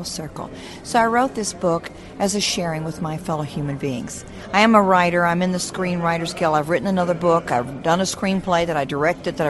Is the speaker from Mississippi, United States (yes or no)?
yes; Mississippi, United States; I'm from Mississippi, and my father was a veterinarian.